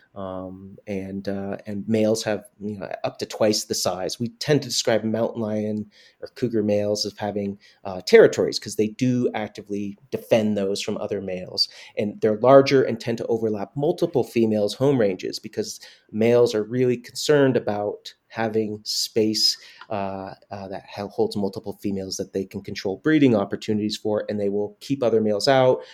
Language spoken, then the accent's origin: English; Northeast Kingdom, Vermont, United States; moved away as an adult; now in Yellowstone, United States; So I was born and raised in Vermont, in the very northeast part of the state. We call it affectionately the Northeast Kingdom.